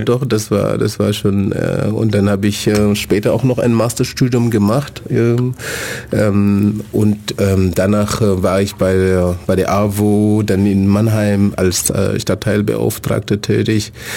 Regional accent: Senegal; German is a second language; moved away as an adult; also born or lived in Germany; now in Ulm, Germany; ich komme aus dem, aus dem Senegal. Ich bin seit ähm, 19 Jahren hier in, in Deutschland

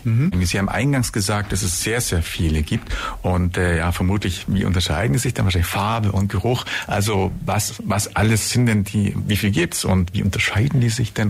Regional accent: Germany; wir Deutsche

